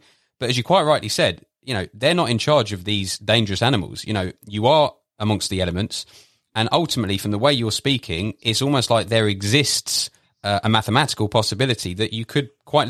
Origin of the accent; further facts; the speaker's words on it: London, United Kingdom; for me, being from, you know, born and raised in London, UK, the idea just sounds totally absurd.